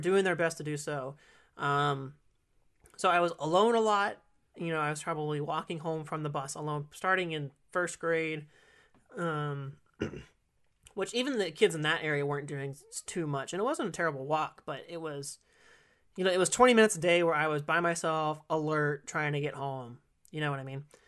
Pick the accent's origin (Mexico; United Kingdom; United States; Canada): United States; California; also born or lived in Kissimmee, Florida / Illinois; I've been in California ever since, but I've been in different areas of it